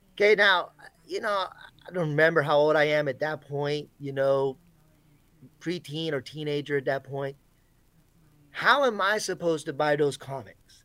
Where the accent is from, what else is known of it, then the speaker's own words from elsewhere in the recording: Florida, United States; I grew up in Florida